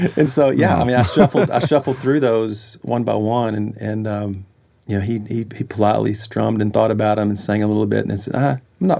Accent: Texas, United States; moved away as an adult; now in Nashville, United States; I was from Texas

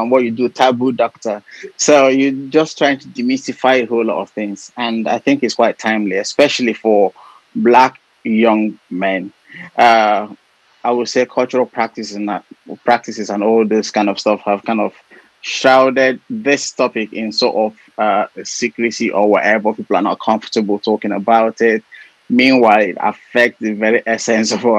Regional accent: Nigeria; moved away as an adult; now in United Kingdom; I'm Nigerian. I work in the NHS. I've been in the country for about 6 years now

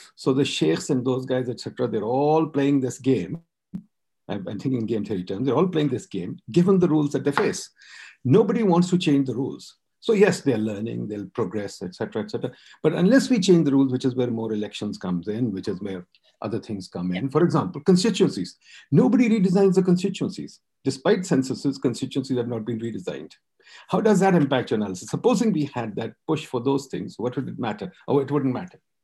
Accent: Pakistan; I as a Pakistani

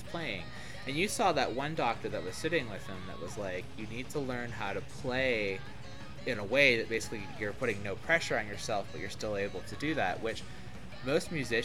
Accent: Florida, United States; growing up in Florida

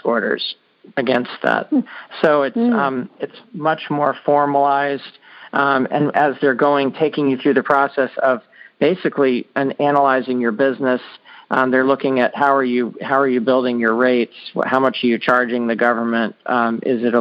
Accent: Annapolis, Maryland, United States; I grew up in Annapolis, Maryland

